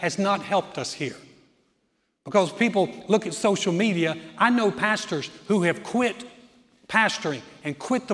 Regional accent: the South, United States; When I grew up in the South, my parents were very Southern, very polite

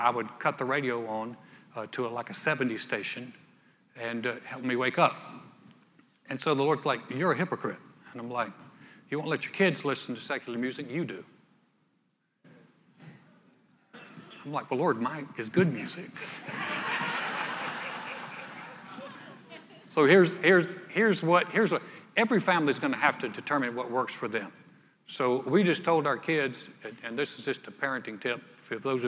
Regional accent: North Carolina, United States; moved away as an adult; also born or lived in Texas; now in Houston, United States; I was a preppy from North Carolina.

